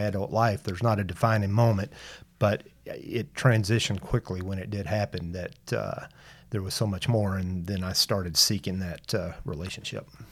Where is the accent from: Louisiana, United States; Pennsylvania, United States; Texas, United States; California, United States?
Texas, United States; Tyler; I was born here in Tyler. Um, all my life